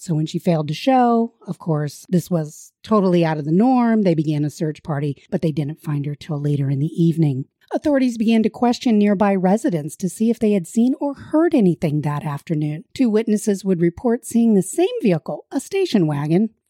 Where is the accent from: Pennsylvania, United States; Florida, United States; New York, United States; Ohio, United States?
Pennsylvania, United States; South Central; where we're from South Central Pennsylvania